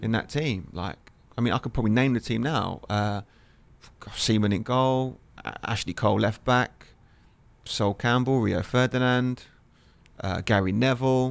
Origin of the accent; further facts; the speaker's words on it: Lewes, South East England, United Kingdom; where I grew up in England, Lewis, which is, which is, if you look on the map, is near Brighton